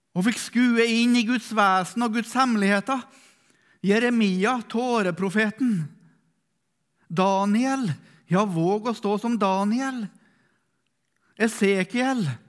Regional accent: Melhus, Trøndelag, Norway; er fra Melhus i Sør-Trøndelag

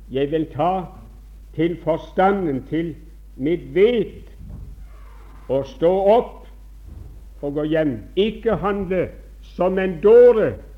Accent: Bjerkreim, Rogaland, Norway; moved away; som ung gutt hjemme i Bjerkreim.

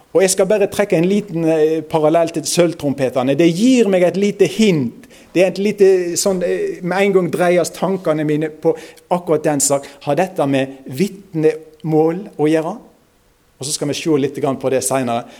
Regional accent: Osterøy, near Bergen, Vestland, Norway; accent: nynorsk; strile; Jeg er fra Osterøyne, det er i nærheten av Bergen

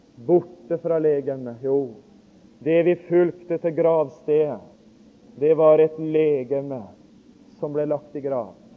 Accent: Notodden, Telemark, Norway; hjemme på Notodden

